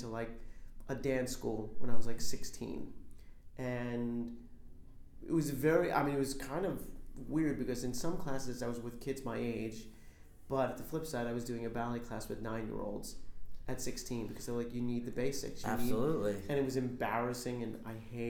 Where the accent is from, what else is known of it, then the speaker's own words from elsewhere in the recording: Brooklyn and Long Island, New York, United States; also born or lived in Farmingville, Long Island / Levittown / Canarsie, Brooklyn / Bensonhurst; I'm originally from New York. I grew up in Brooklyn and Long Island